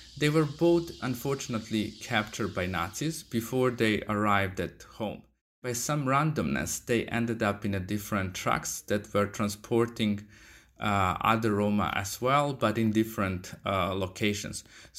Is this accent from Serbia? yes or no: yes; Vojvodina, Serbia; I'm originally from North Serbia, Vojvodina. I grew up in a small village